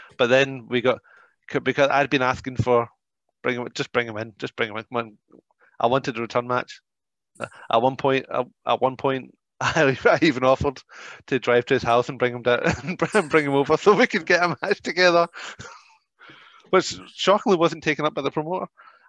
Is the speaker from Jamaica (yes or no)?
no; United Kingdom; I'm British